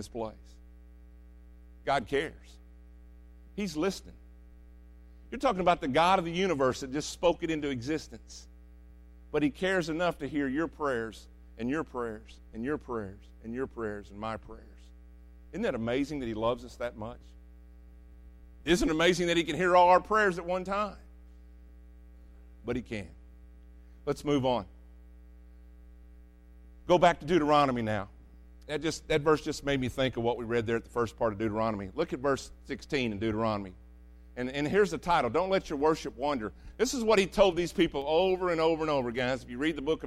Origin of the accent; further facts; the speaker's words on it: United States; I love being American.